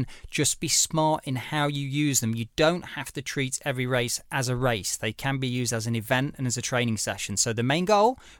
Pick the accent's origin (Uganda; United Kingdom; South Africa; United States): United Kingdom; Derbyshire, East Midlands; moved away; I'm from Derbyshire originally